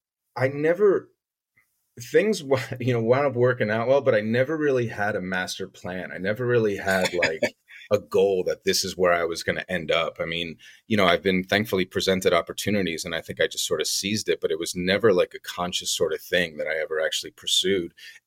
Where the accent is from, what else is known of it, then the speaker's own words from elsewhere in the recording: Poland; English is a second language; So my parents are European. I'm Polish. My parents are both Polish, but my father was born and raised in France, but it was just like a Polish family, just born and raised in France. I'm not French at all